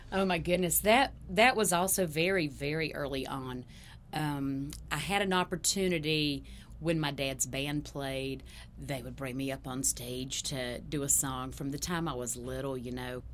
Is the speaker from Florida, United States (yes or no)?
no; Ashe County, North Carolina, United States; I grew up in Ashe County, which is the very northwest corner of North Carolina